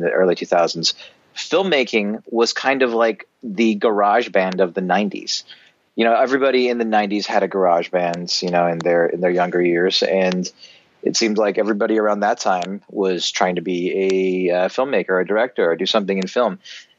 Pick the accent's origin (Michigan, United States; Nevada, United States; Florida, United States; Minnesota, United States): Minnesota, United States; Minneapolis; I grew up in Minneapolis, and that's actually where I am at the moment as we speak, coincidentally. But I grew up in Minneapolis.